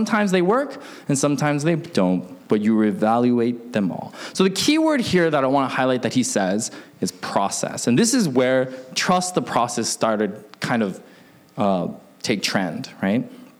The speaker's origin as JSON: {"language": "English", "town": "Seattle", "region": "Washington", "country": "United States", "tie": "born or raised there", "said": "My hometown of Seattle used to have a basketball team"}